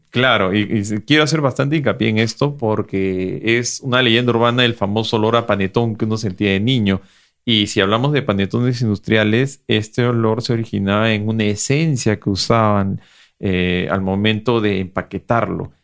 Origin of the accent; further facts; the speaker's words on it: Peru; dos foodloggers peruanos orgullosos de su gastronomía